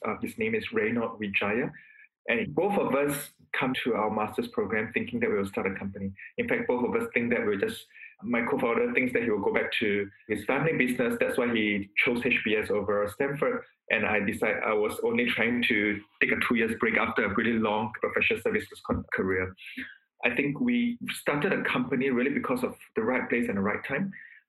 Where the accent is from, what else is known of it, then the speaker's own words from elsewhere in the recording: Malaysia; I'm a Malaysian who has lived large part of my life in Southeast Asia.